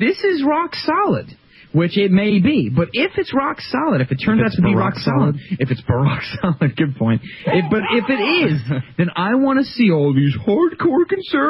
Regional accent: United States; I'm an American

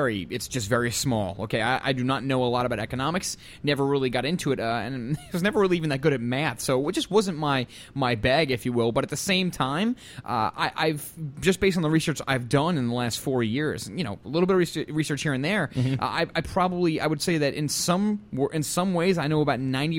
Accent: United States; I'm an American

